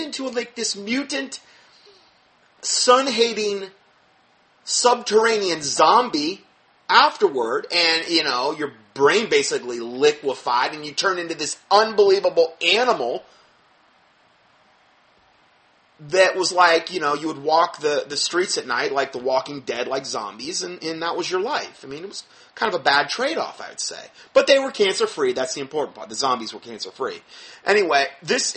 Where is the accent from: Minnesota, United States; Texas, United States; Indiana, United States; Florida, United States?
Florida, United States; Fort Myers; moved away; my hometown, where we came from in Fort Myers.